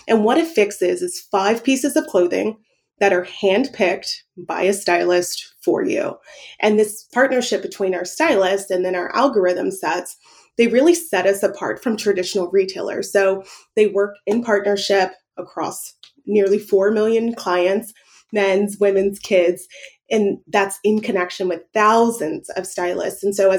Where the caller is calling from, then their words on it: Dallas, Texas, United States; I'm calling in from Dallas